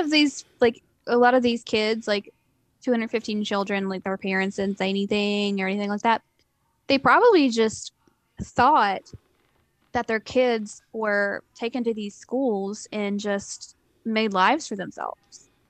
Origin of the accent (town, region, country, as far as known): Eastern Kentucky, United States